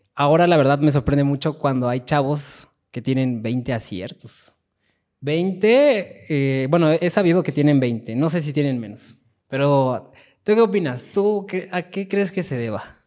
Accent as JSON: {"language": "Spanish", "town": "Chimalhuacán", "region": "State of Mexico", "country": "Mexico", "said": "yo vengo de Chimalhuacán"}